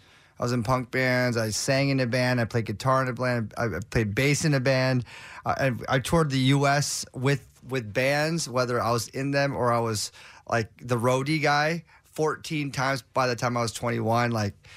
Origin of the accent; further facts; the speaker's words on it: Los Angeles, California, United States; I mean, I grew up in Southern California in LA, so K-Rock's like, that's the holy grail.